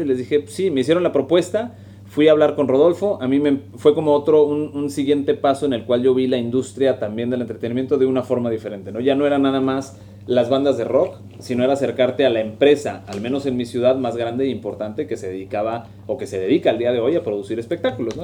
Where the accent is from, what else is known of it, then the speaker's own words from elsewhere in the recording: Monterrey, Nuevo León, Mexico; moved away as an adult; also born or lived in Toluca; now in Mexico City, Mexico; Yo soy de aquí de Monterrey, aunque ahora ya vivo en la, en la Ciudad de México.